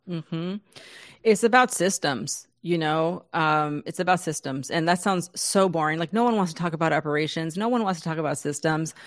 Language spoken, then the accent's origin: English; San Diego, California, United States; I grew up in San Diego.